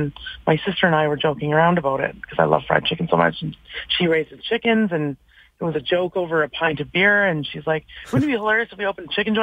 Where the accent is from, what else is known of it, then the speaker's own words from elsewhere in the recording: Vancouver, British Columbia, Canada; moved away as an adult; now in Calgary, Canada; I've been in Calgary 16 of them, which is amazing. I'm from Vancouver originally